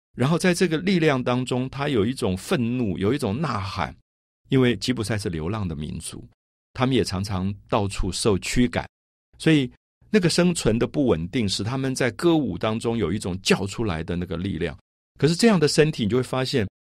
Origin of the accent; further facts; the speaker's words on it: Taiwan; 如果我这个身体同样是这个身体。不是在台湾长大，可能我从小就在纽约长大，我可能今天就不会是今天这个样子。